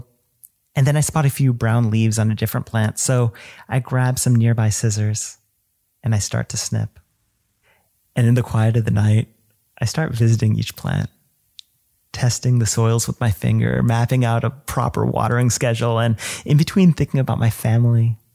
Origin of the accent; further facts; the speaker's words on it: United States; He passed away when I was 9 and I grew up in the States